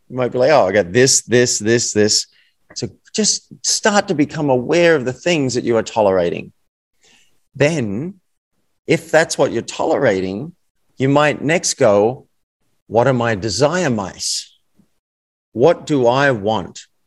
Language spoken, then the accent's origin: English; Australia; accent: Australian